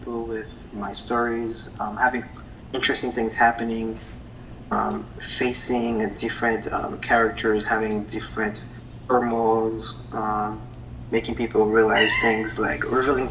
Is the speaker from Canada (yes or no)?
no; Haiti; English is a second language; now in United States; I was born from an island called Haiti, which is from the coast of Florida. And that was about 33 years ago. And that's why I have this accent now